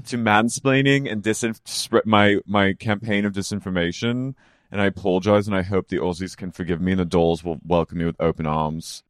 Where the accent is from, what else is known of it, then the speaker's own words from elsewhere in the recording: United States; as an American